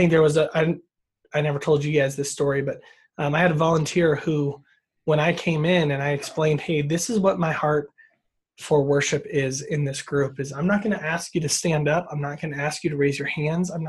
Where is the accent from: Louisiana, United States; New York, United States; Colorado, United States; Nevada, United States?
Nevada, United States; Sparks; also born or lived in Biola University, California; I'm in a smaller suburb of Reno, but most people don't know where Sparks is. So I've been here my whole life.